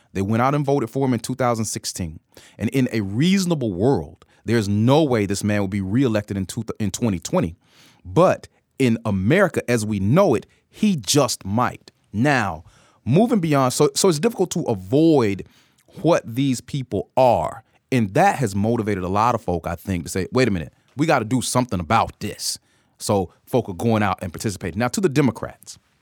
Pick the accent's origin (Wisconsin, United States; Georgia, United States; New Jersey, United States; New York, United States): Georgia, United States; Atlanta; You know, Georgia's my home state. I'm an Atlanta native